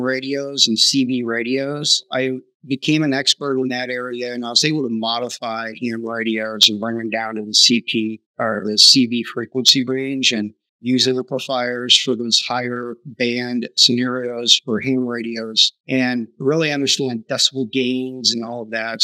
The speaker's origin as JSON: {"language": "English", "region": "Southern California", "country": "United States", "tie": "born or raised there", "said": "growing up in Southern California, My dad was a machinist"}